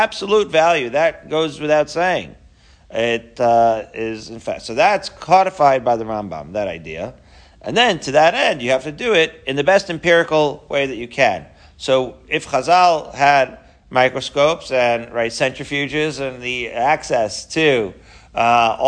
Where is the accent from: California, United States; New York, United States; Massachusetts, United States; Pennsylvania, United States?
New York, United States; Long Island; growing up in Long Island